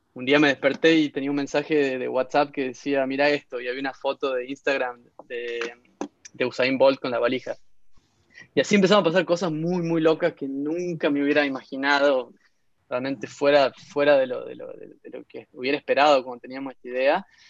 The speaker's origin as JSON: {"language": "Spanish", "town": "Concepción", "region": "Tucumán", "country": "Argentina", "tie": "born or raised there", "also_born_or_lived": "Barcelona", "moved": "as an adult", "lives_now": "San Francisco, United States", "said": "En realidad nací en San Miguel de Tucumán, pero me crié en Concepción"}